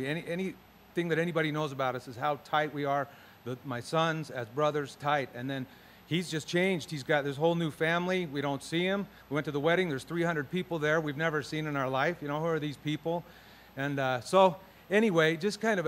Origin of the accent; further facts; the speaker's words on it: Utah, United States; I grew up in Utah.